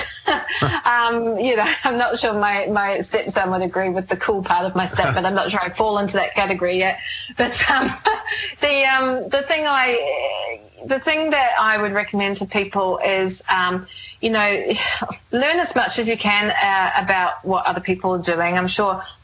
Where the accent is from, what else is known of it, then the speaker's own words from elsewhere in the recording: New Zealand; moved away as an adult; it is my hometown